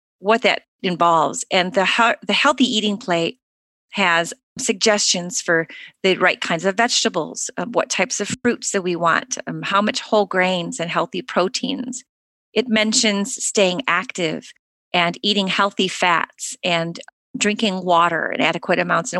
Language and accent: English; United States; Growing up in the United States